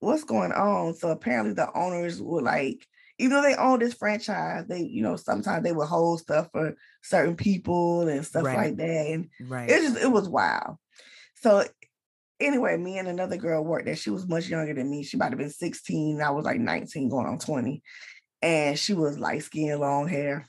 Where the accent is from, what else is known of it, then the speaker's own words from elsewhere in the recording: Atlanta, Georgia, United States; I'm from Atlanta, from the east side of Atlanta